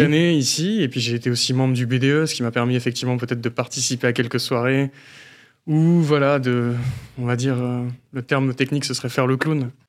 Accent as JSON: {"language": "French", "town": "Belfort", "region": "Bourgogne-Franche-Comté", "country": "France", "tie": "born or raised there", "also_born_or_lived": "Brittany (family origin)", "moved": "as an adult", "said": "date de naissance le 29 mai 1994. le lieu à Belfort."}